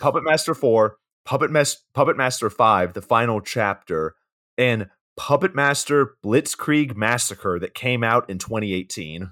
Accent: Georgia, United States; We're both from Georgia

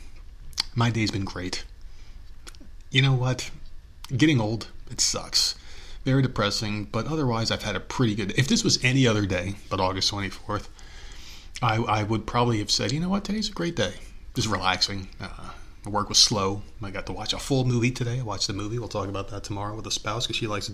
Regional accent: United States; I've been an American my whole life. I was born here

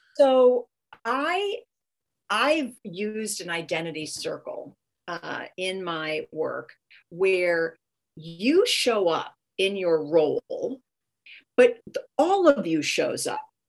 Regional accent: California, United States; I'm from California

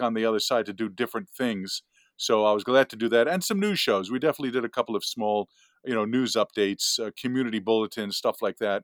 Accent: West Hempstead, New York, United States; accent: Long Island; I grew up ten minutes, fifteen minutes from Hofstra in West Hempstead

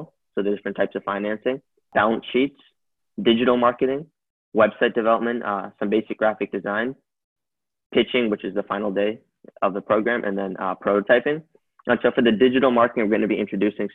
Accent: California, United States; I'm from California in the United States, and I'm currently a high school student.

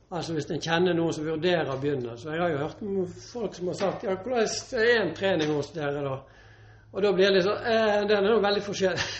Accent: Northern Norway, Norway; also born or lived in Bø / Sogndal; now in Bergen, Norway; der jeg vokste opp i uh, eh, nord

